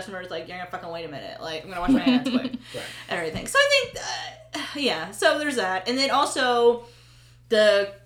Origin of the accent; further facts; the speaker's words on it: Pennsylvania, United States; we're from Pennsylvania